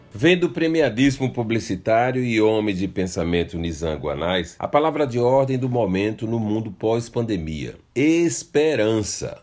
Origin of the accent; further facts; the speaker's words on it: Brazil; Somos brasileiros